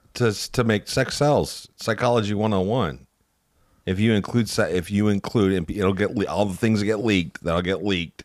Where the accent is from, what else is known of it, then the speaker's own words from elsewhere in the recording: Northwest Indiana, United States; I grew up in Northwest Indiana, so, like, Hammond, Gary, Portage, Valpo area